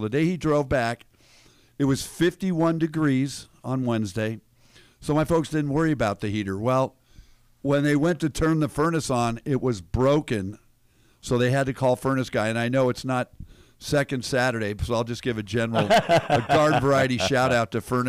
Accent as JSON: {"language": "English", "town": "Denver", "region": "Colorado", "country": "United States", "tie": "born or raised there", "moved": "yes", "said": "Denver, Colorado, my hometown."}